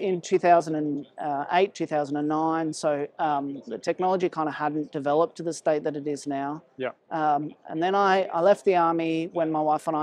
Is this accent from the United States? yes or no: no; Sydney, New South Wales, Australia; also born or lived in South Africa; I was born in South Africa, and my family moved to Australia when I was 10. I grew up in Sydney